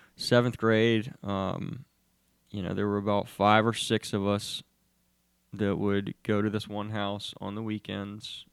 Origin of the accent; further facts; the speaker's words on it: Charlotte, North Carolina, United States; I grew up, I grew up here in Charlotte